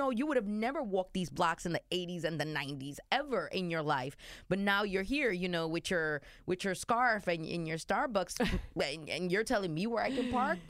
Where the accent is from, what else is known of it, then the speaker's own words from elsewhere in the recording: New York City, New York, United States; Born and raised in New York myself.